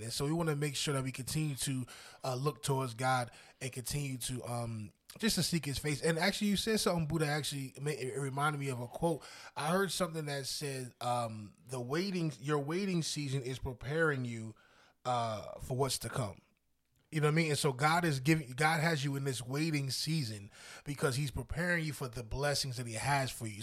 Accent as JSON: {"language": "English", "region": "New Jersey", "country": "United States", "tie": "born or raised there", "also_born_or_lived": "Pennsylvania", "moved": "as an adult", "said": "I was born and raised in Jersey"}